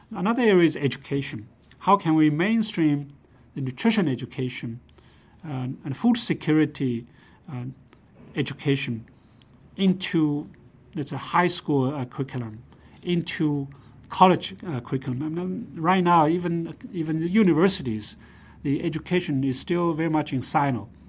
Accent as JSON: {"language": "English", "country": "China", "tie": "born or raised there", "also_born_or_lived": "Nanjing", "moved": "yes", "said": "I grew up in China. I was a small farm, um, producer."}